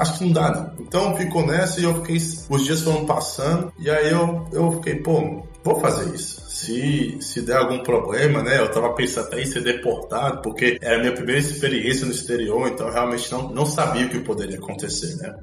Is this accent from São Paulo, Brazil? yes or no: no; Brasília, Federal District, Brazil; moved away as an adult; also born or lived in Salvador, Bahia, Brazil; now in Belgrade, Serbia; eu sou natural de Salvador, eu nasci lá e morei até os 5 anos de idade, e aí depois eu fui morar com os meus pais em Brasília, e lá eu, eu basicamente eu eu, fui criado por 16 anos